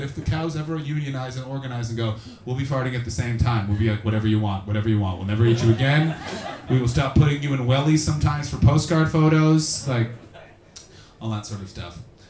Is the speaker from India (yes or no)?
no; Canada; I'm a little nervous purely from a selfish motivation because as a Canadian, a lot of my money's been turned into pounds.